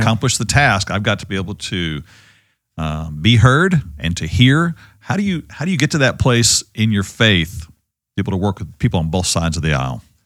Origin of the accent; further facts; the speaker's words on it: Ovilla, Texas, United States; I grew up with Wayne, uh, as friend and, uh, and mentor here in Ovilla back in the day